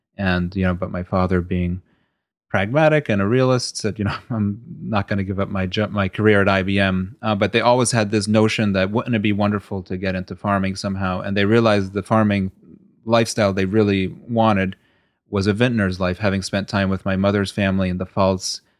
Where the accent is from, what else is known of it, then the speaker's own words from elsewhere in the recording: Stamford, Connecticut, United States; also born or lived in Bahrain / Kuwait; after my parents had moved to, uh, Stamford, Connecticut, where we all grew up